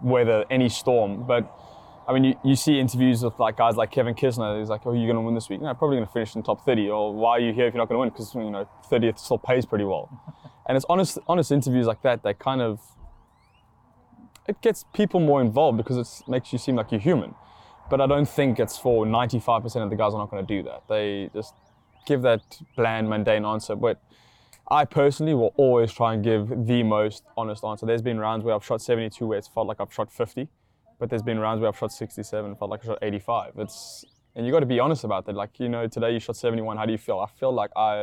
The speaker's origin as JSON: {"language": "English", "country": "South Africa", "said": "I'm from South Africa"}